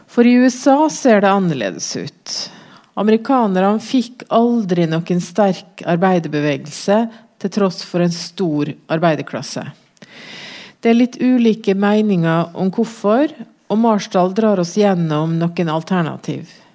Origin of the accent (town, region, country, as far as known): Norway